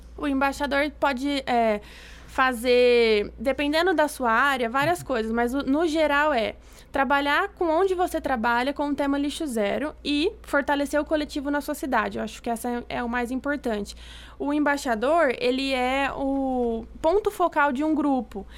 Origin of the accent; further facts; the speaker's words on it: Ribeirão Preto, São Paulo, Brazil; eu sou aqui de Ribeirão